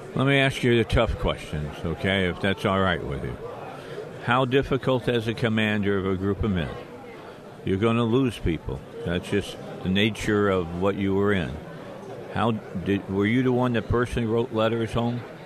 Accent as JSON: {"language": "English", "town": "Little Rock", "region": "Arkansas", "country": "United States", "said": "I'm from Little Rock, Arkansas"}